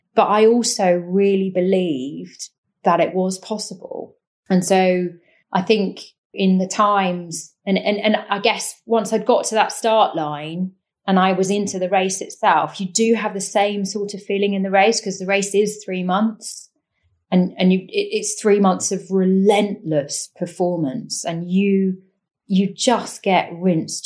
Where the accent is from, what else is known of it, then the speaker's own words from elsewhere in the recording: Cambridgeshire, East of England, United Kingdom; I grew up in Cambridgeshire, which is in East Anglia, completely landlocked county